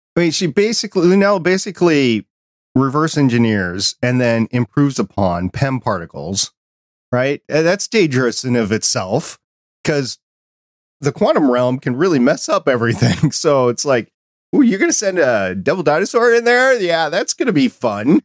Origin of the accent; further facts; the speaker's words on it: New York, United States; I was born in New York